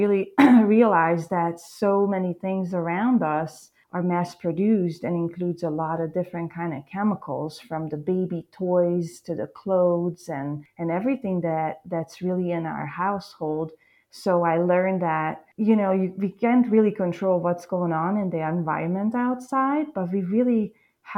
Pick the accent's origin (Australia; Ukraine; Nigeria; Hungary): Hungary; English is a second language; moved away as an adult; now in United States; growing up in Eastern Europe, especially in like a small farm village